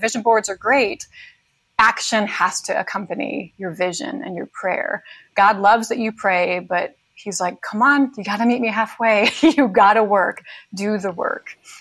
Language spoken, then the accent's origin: English; New York, United States; I grew up in New York